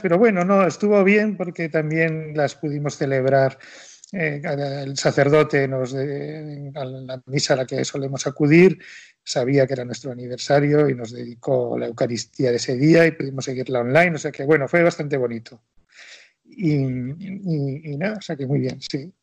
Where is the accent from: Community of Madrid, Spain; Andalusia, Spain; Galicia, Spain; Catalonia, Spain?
Community of Madrid, Spain; Madrid; somos los dos madrileños, pero de origen cántabro, del Valle de Iguña